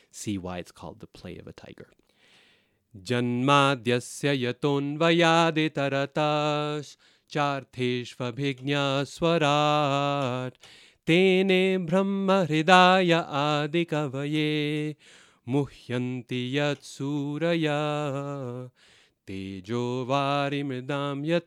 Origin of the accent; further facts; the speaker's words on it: Boise, Idaho, United States; I grew up in Boise, Idaho.